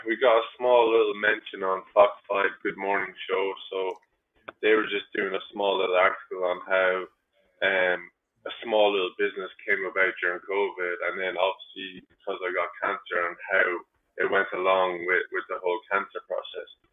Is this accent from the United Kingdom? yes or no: no; Ireland; now in United States; as an Irish guy in America